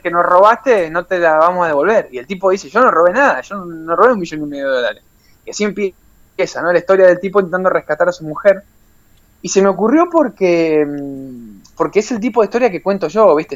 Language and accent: Spanish; Puerto Deseado, Santa Cruz, Argentina; born or raised there; moved away as an adult; also born or lived in Ezeiza / Comodoro Rivadavia / Australia; now in Barcelona, Spain